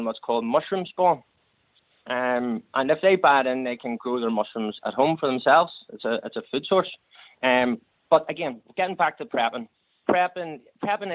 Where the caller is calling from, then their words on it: County Down, Northern Ireland, United Kingdom; I'm calling from County Down here